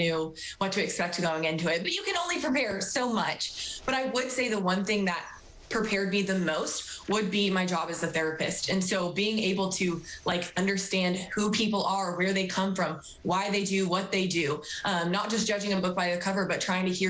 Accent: Tulsa, Oklahoma, United States; moved away as an adult; now in Rogers, United States; I grew up in Tulsa. I went to Jenks High School

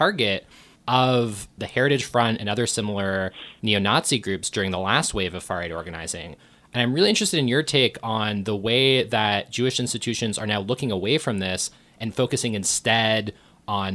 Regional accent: Thornhill, Ontario, Canada; I grew up in Thornhill

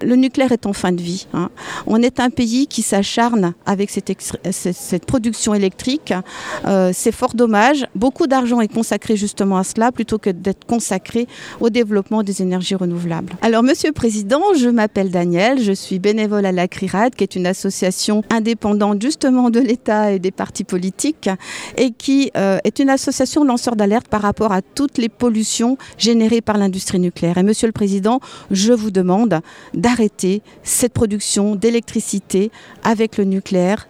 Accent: Alsace, Grand Est, France; je viens d'Alsace, j'habite en Alsace

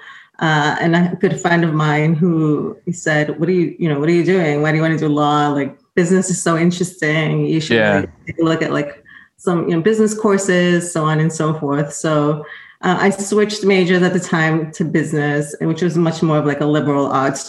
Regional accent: Rhode Island, United States; moved away as an adult; also born or lived in Boston; I was raised in Rhode Island, went to school

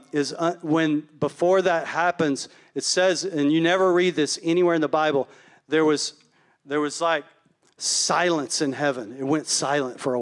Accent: Palestine, Texas, United States; Palestine, which is my hometown

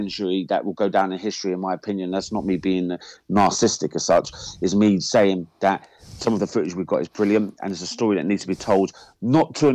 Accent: England, United Kingdom; me as an Englishman

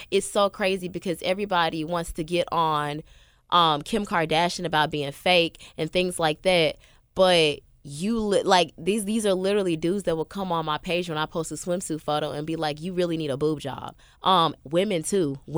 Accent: the South, United States; And I was like, yeah. I'm from the South. I want to show about my life.

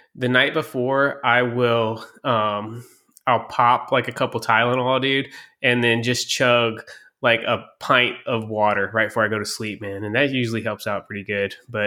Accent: Kentucky, United States; Louisville, Kentucky, my home state

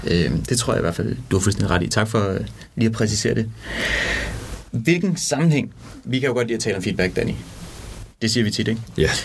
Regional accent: Denmark; moved away; jeg kommer fra Jylland

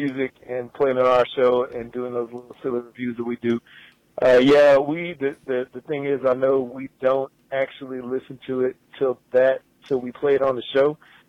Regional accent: Midwest, United States; I mean, I'm from the Midwest, but I gotta say, it makes me angry.

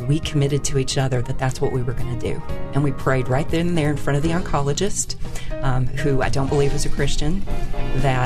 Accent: Lick Creek, Illinois, United States; now in Alabama, United States; I grew up in the southern part of Illinois, which is the beautiful part of Illinois

